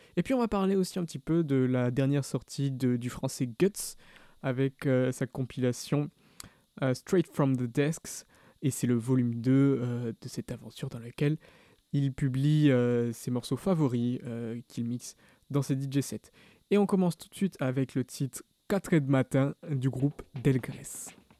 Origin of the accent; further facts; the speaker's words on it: Bordeaux, Nouvelle-Aquitaine, France; dans les bandas chez nous à Bordeaux